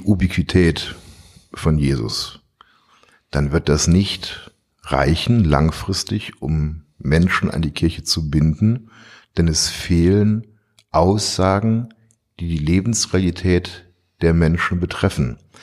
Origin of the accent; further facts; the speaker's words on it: Duisburg, North Rhine-Westphalia, Germany; moved away; also born or lived in Tehran, Iran; meiner Heimatstadt etwas zurückzugeben für all die Jahre, die ich hier groß werden dürf durfte